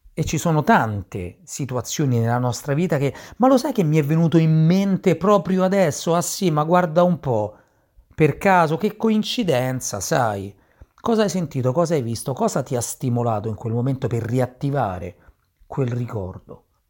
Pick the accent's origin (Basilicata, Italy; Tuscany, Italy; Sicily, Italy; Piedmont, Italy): Sicily, Italy; moved away; la mia gioventù, la mia giovinezza in Sicilia